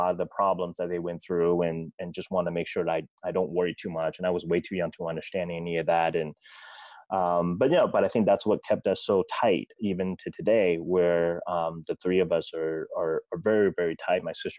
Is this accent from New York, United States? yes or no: no; Federal Way, Washington, United States; I grew up down in Federal Way. Mm-hmm. You know, back then it was a small town. Now it's a city.